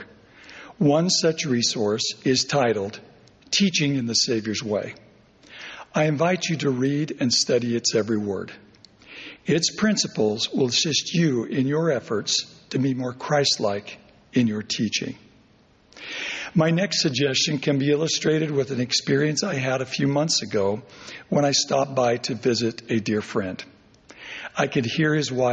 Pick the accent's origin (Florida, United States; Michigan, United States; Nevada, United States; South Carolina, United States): Nevada, United States; Overton; my hometown of Overton, Nevada